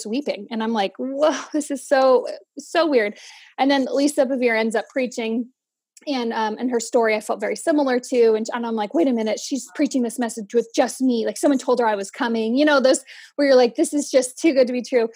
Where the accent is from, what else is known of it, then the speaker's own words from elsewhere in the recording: Central Valley, California, United States; moved away as an adult; also born or lived in Bay Area, California; now in Boise, United States; I'm originally from the Bay Area-ish of California, born and raised in the Central Valley